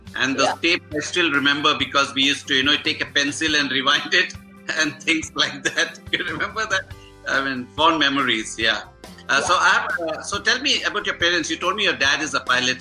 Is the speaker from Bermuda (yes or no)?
no; Mangalore, Karnataka, India